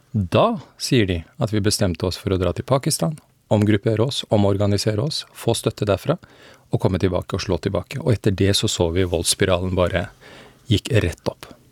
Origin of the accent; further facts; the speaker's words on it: Afghanistan; now in Norway; Jeg kommer opprinnelig fra Afghanistan